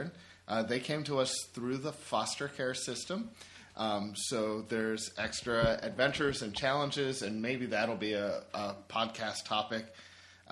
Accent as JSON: {"language": "English", "town": "Pittsburgh", "region": "Pennsylvania", "country": "United States", "moved": "as an adult", "lives_now": "Buffalo, United States", "said": "I live in Buffalo. I've been here for over 8 years now with my wife, but I'm originally from Pittsburgh"}